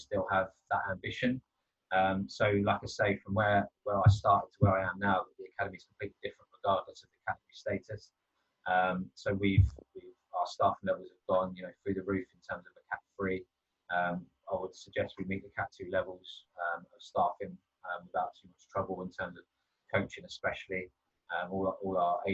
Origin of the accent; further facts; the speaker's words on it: Brighton, South East England, United Kingdom; moved away as an adult; now in Bournemouth, United Kingdom; I moved from my hometown of Brighton down to Bournemouth.